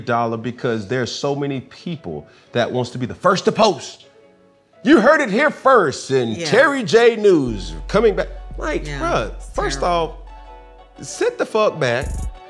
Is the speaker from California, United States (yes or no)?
no; Alabama, United States; also born or lived in Atlanta, Georgia; Me being from Atlanta originally and doing some time and having a very big impact and an impact being on my heart, mm-hmm. as my growth was in Alabama.